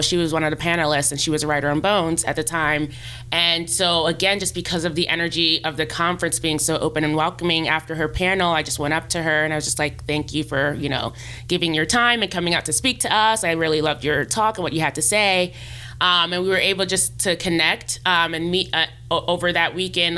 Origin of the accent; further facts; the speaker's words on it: New York, United States; moved away as an adult; now in Los Angeles, United States; I'm I'm from New York originally, and I came out here in 2013, fall of 2013